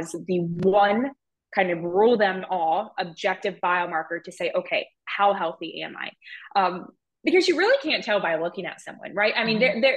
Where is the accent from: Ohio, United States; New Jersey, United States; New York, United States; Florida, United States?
Ohio, United States; I'm from Ohio